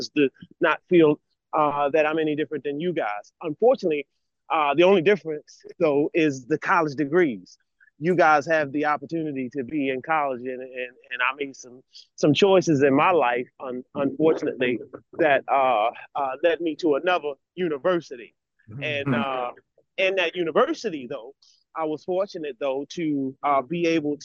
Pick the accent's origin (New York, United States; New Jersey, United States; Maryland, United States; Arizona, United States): Maryland, United States; Baltimore; I'm born and raised in Baltimore City